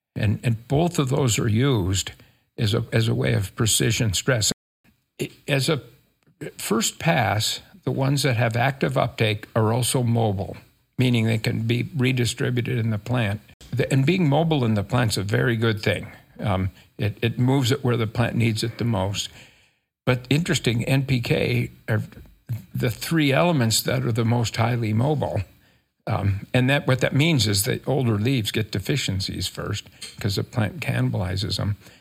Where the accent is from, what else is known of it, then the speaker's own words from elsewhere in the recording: rural Minnesota, United States; moved away as an adult; also born or lived in California; now in Utah, United States; I grew up in Minnesota, rural Minnesota